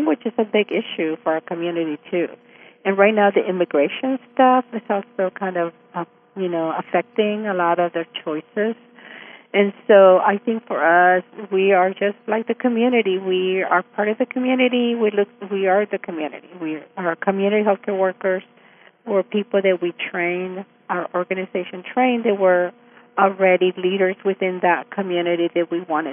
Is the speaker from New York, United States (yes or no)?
no; El Paso, Texas, United States; moved away as an adult; now in Austin, United States; I grew up in Isleta in El Paso